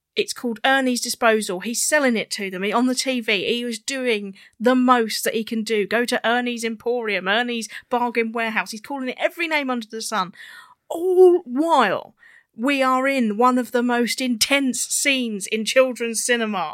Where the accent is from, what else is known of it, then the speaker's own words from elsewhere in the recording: United Kingdom; because we're British, we say Hoover all the time